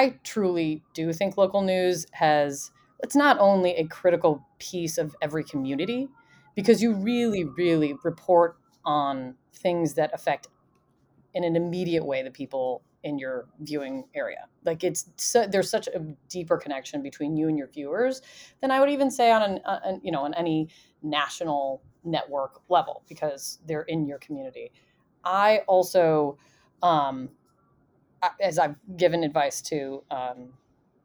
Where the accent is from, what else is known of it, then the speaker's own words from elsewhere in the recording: Indiana, United States; I'm from Indiana